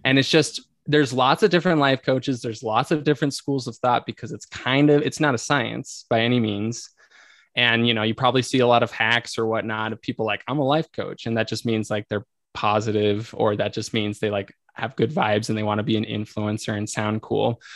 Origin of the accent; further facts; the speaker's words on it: Arizona, United States; moved away as an adult; also born or lived in Italy; now in Utah, United States; I grew up in Arizona.